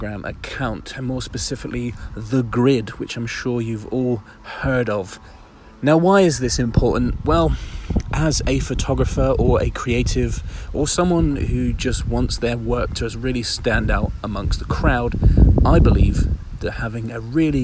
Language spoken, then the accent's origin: English; Isle of Wight, South East England, United Kingdom; I'm right on the beachfront on the Isle of Wight, on my hometown